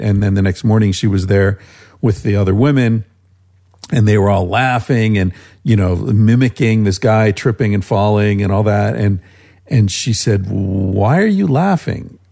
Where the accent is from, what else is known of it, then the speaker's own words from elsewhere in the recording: United States; moved away as an adult; also born or lived in Spain; just being American